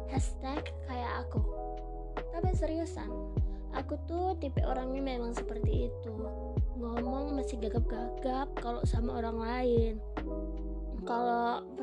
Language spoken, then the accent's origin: Indonesian; Pematang Siantar, North Sumatra, Indonesia; aku berasal dari kota Pematang Siantar provinsi Sumatera Utara kira-kira dua setengah jam lah dari kota Medan ibu kota Sumatera Utara